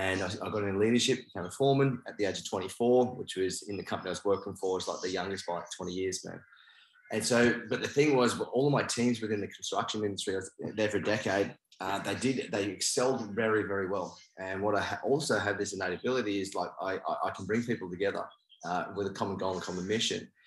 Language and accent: English; Australia; also born or lived in New Zealand; I'm from New Zealand and I'm Māori, but I actually moved to Australia when I was 4.